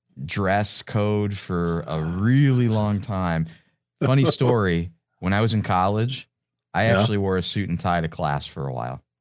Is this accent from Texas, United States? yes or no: no; Ashland, Ohio, United States; finished up in my hometown at Ashland University.